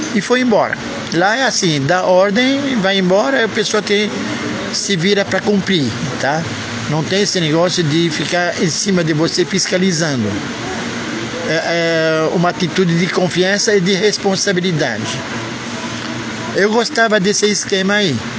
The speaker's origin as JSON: {"language": "Portuguese", "country": "Brazil", "also_born_or_lived": "Israel", "said": "Eu venho do Brasil"}